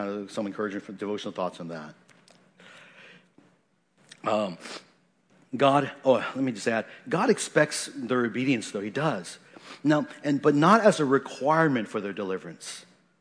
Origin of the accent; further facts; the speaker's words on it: Washington, United States; moved away; I come from Washington State, you know, that's where I grew up for most of, most of my life